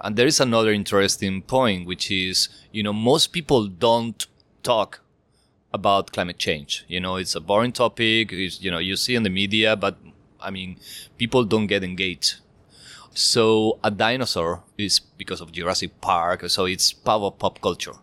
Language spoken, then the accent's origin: English; Spain; I'm from Spain